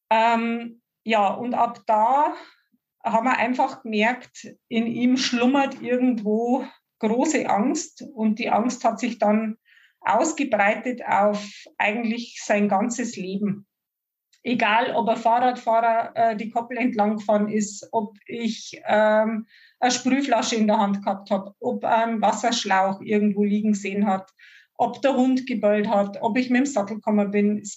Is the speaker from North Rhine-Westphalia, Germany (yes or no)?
no; Bavaria, Germany; Ich komme aus der Oberpfalz, wahrscheinlich nicht zu überhören für alle, die außerhalb unserer Gegend sind.